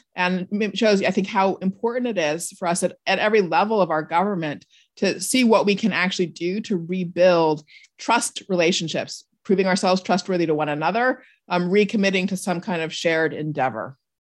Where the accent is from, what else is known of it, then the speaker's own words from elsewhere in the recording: Southern California, United States; I was also from a really big family, an extended family growing up in Southern California